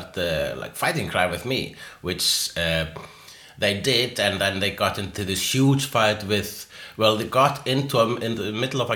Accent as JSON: {"language": "English", "country": "Iceland", "said": "I'm Icelandic"}